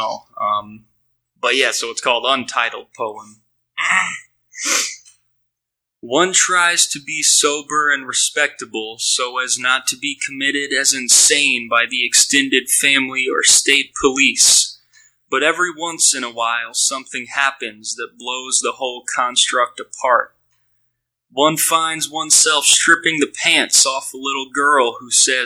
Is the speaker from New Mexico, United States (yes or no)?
no; New Orleans, Louisiana, United States; I'm from New Orleans. I live here